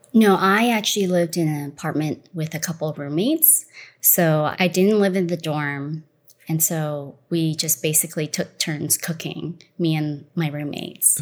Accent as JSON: {"language": "English", "country": "Malaysia", "tie": "born or raised there", "moved": "yes", "said": "I was born in Malaysia. I'm considered third generation Malaysian Chinese"}